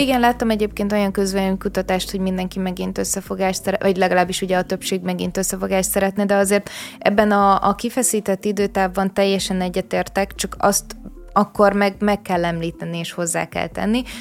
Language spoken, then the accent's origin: Hungarian; Vác, Pest, Hungary; Én ugye Váci vagyok